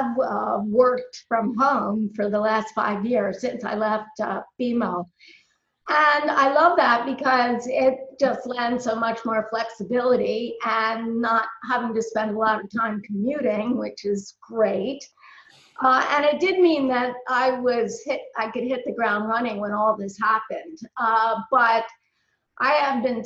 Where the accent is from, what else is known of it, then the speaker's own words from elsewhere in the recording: Baltimore, Maryland, United States; I'm born and raised in Baltimore, Maryland.